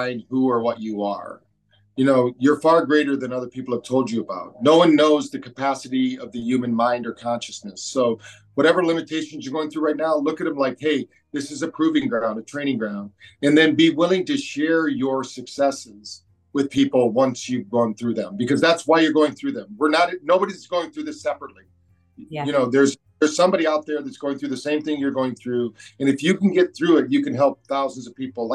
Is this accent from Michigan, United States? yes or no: yes; Michigan, United States; moved away as an adult; also born or lived in Phoenix / New Bern, North Carolina; now in North Carolina, United States; I'm from Michigan